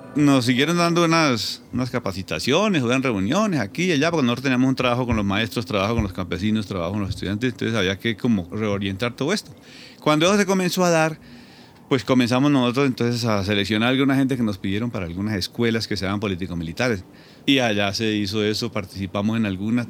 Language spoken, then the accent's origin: Spanish; Caquetá, Colombia; also born or lived in Pitalito, Huila; nací en Pitalito, Huila, muy pequeño me fui para el Caquetá, yo me crié en el Caquetá